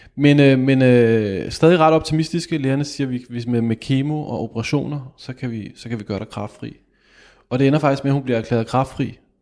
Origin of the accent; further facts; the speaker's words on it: Kokkedal, Capital Region of Denmark, Denmark; Jeg kom fra Kokkedal